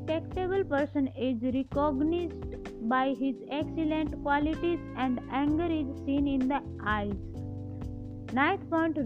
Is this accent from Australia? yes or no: no; India; I am from India